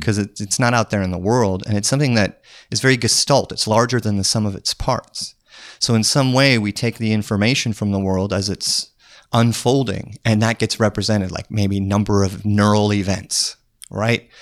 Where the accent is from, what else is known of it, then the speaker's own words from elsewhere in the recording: Trenton, North Dakota, United States; moved away; I'm from Trenton, North Dakota. Small town in the middle of North Dakota.